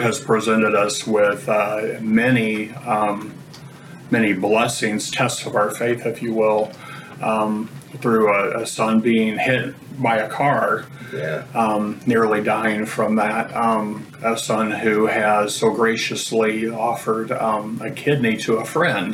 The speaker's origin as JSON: {"language": "English", "town": "Greensburg", "region": "Indiana", "country": "United States", "tie": "born or raised there", "said": "I grew up in Greensburg, Indiana"}